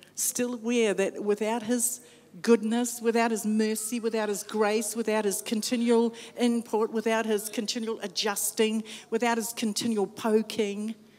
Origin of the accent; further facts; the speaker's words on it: New Zealand; I'm from New Zealand, when I say I'm from Aotearoa